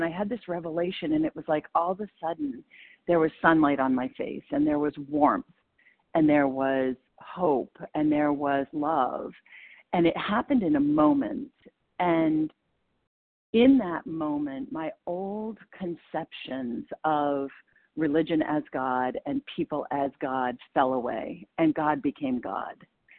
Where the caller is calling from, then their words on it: Maine, United States; compulsive overeater, calling from Maine.